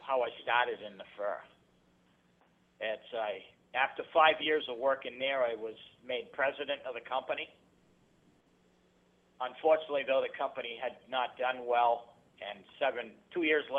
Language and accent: English; Fitzwilliam, New Hampshire, United States; born and brought up in Fitzwilliam, New Hampshire, a small town of 1,000 people